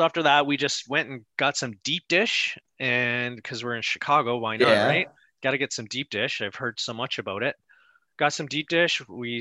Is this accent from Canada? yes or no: yes; Canada; we're from Canada